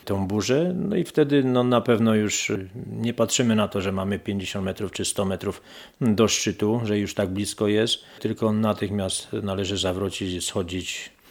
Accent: Toruń, Kuyavian-Pomeranian Voivodeship, Poland; Jesteśmy z Torunia i wczoraj spostrzegliśmy, że bardzo dużo, bardzo przede wszystkim kobiet.

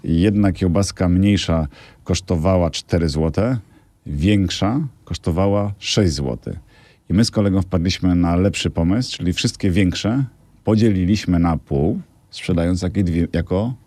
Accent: Biała Podlaska, Lublin Voivodeship, Poland; Ja się urodziłem na geograficznym Podlasiu, dawnym województwie podlaskim, Białopodlasku.

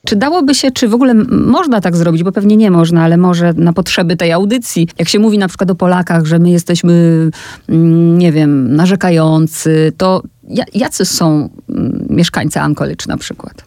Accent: Poland; ona zapytała skąd jestem i ja mówię z Polski

